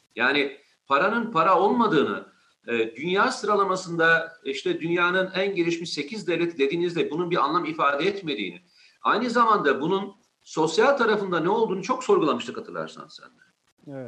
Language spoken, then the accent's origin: Turkish; Turkey; İyi ki bu ülkede doğmuşum, bu iyi ki bu ülkenin vatandaşıyım